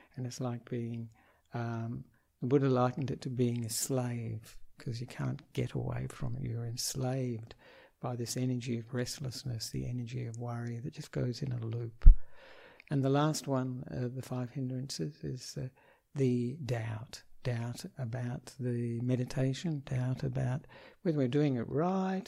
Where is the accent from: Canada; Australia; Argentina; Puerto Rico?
Australia; Perth, Western Australia; moved away as an adult; now in Sri Lanka; I am an Australian monk um, who was born in Perth